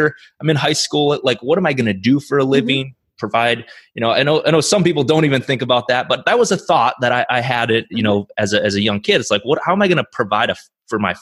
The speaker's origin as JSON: {"language": "English", "region": "South Dakota", "country": "United States", "tie": "born or raised there", "said": "I grew up in South Dakota, small town South Dakota."}